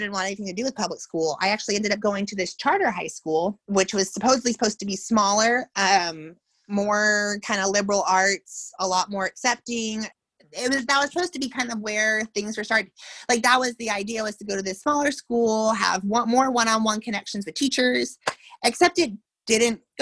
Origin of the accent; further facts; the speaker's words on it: Tulsa, Oklahoma, United States; I grew up in Tulsa, Oklahoma.